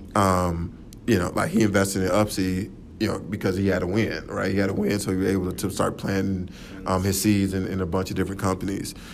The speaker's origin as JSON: {"language": "English", "town": "Atlanta", "region": "Georgia", "country": "United States", "tie": "born or raised there", "said": "I'm originally from Atlanta, Georgia. Um, uh, so born and raised there."}